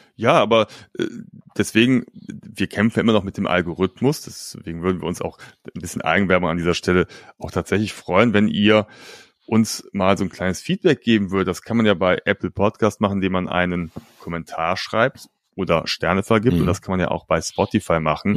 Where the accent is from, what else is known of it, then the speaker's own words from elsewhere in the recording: Cologne, North Rhine-Westphalia, Germany; bei uns in Köln-Ehrenfeld mhm. oder Neu-Ehrenfeld